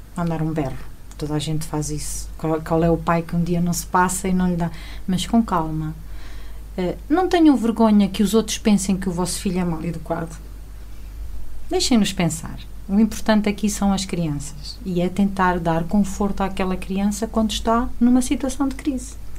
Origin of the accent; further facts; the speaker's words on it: Alentejo, Portugal; moved away as an adult; also born or lived in Chaves; now in Lamego, Portugal; eu sou alentejana, moro aqui em Lamego há 17 anos. Antes disso, morei 14 em Chaves